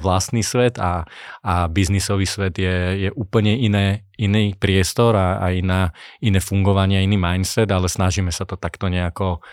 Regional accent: Slovakia

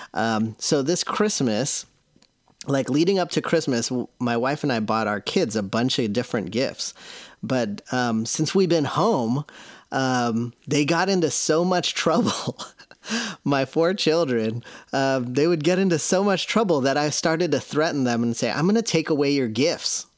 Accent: Seattle, Washington, United States; I'm from Seattle

